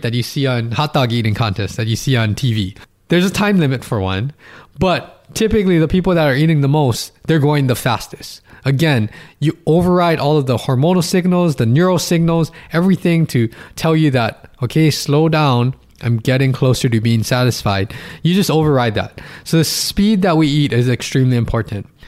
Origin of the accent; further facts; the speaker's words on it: Hawaii, United States; I'm from Hawaii